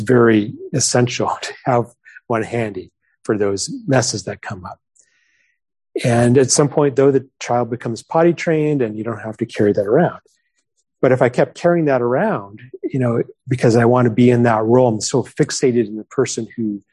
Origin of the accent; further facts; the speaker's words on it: New Mexico, United States; moved away; I grew up in New Mexico